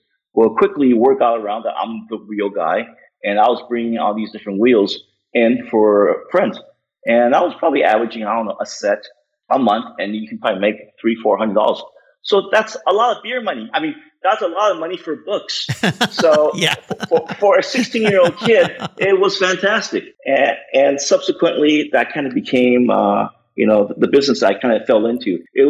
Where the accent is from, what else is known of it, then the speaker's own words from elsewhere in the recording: United States; I grew up in a small town that was predominantly populated by Asian Americans.